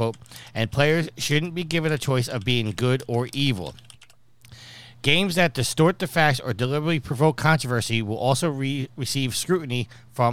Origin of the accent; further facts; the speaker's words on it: United States; we're from the States.